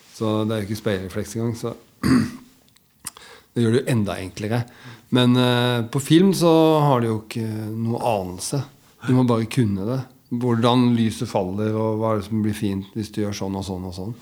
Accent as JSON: {"language": "Norwegian", "town": "Biri", "region": "Innlandet", "country": "Norway", "tie": "born or raised there", "also_born_or_lived": "Elverum / Lillehammer / Coventry / London", "moved": "yes", "said": "jeg har vokst opp på Biri."}